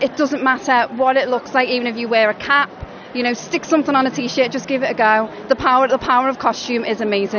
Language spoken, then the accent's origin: English; the Wirral, North West England, United Kingdom; I'm from the Wirral